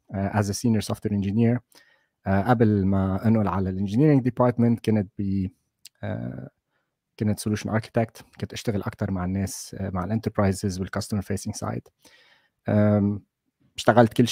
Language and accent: Arabic; Lebanon; moved away as an adult; also born or lived in Saudi Arabia / Qatar / Dubai; now in Netherlands; ما عندي مشكلة أحكي بالعربي بالعكس أنا ولدت بلبنان واشتغلت بلبنان فتره طويله قبل ما اسافر لبرا واشتغلت بالخليج والسعوديه وبقطر وبدبي والى اخره وانا صار لي بهولندا تقريبا اربع سنين